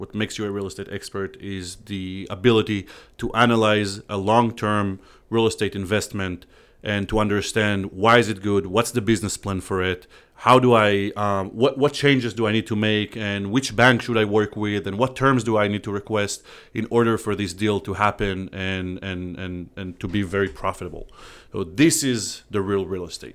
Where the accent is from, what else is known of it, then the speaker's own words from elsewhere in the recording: Israel; English is a second language; moved away as an adult; now in Savannah, United States; we're both from Israel.